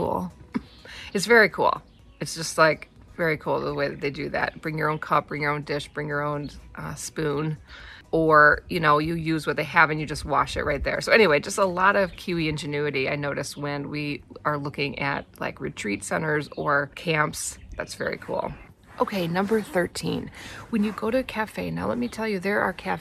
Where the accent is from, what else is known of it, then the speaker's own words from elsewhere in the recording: Wisconsin, United States; moved away as an adult; now in New Zealand; I'm from Wisconsin where you have significant part of the year freezing cold